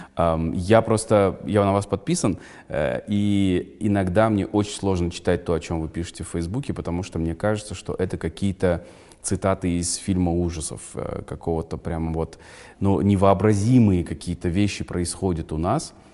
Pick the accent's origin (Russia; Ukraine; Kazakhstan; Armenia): Kazakhstan; Я, я, казах, я казах